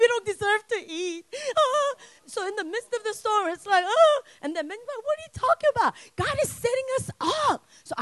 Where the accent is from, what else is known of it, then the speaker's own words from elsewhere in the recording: United States; I'm Korean, but I grew up here.